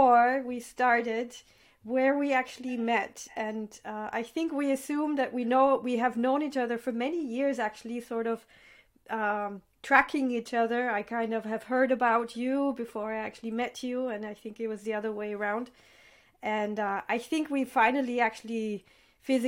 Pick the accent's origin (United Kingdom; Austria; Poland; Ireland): Austria; Vienna; I grew up here in Vienna